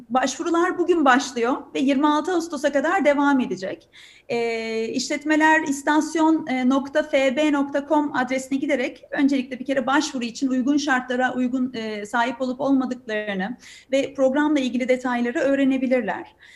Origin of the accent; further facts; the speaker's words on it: Turkey; ben bir Türk olarak, bir mühendis olarak, bir teknoloji şirketi çalışanı olarak çok inanıyorum